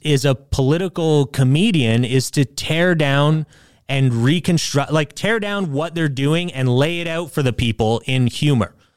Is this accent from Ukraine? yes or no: no; Canada; we're Canadian